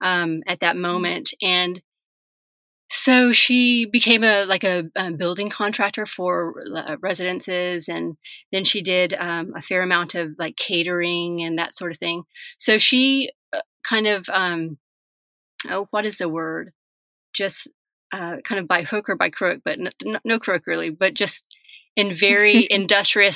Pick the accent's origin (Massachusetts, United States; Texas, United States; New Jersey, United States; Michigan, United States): Texas, United States; Dallas; also born or lived in San Miguel de Allende, Mexico / Seattle / Portland; now in Austin, United States; Texas. I was born and raised here with a few chapters outside of Texas.